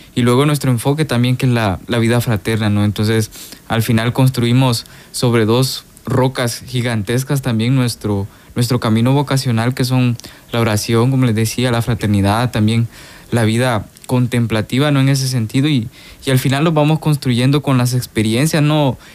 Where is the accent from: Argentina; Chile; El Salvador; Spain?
El Salvador; Soyapango, San Salvador; moved away as an adult; now in Guatemala; soy de aquí del Salvador, del municipio de, de Soyapango